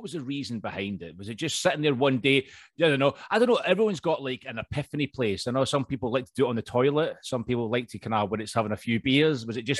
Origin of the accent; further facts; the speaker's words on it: Scotland, United Kingdom; accent: Scottish; now in London, United Kingdom; I'm actually obviously Scottish, as you can tell, but I'm actually living in England. I'm down in London at the minute.